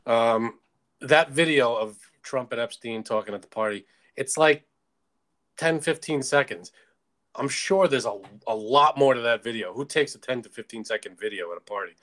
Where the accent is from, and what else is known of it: United States